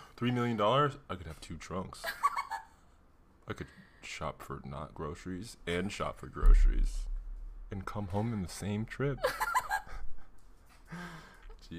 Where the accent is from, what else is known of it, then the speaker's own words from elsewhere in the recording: Chicago, Illinois, United States; moved away as an adult; now in Arizona, United States; I'm from Chicago